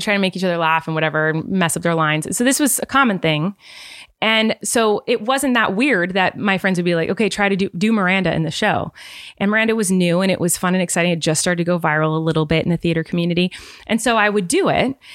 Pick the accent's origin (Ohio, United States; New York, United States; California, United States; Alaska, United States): California, United States; from California